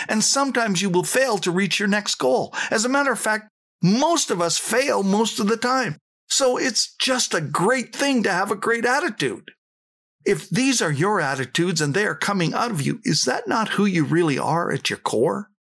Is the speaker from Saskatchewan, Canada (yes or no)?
yes; Saskatchewan, Canada; I came from Saskatchewan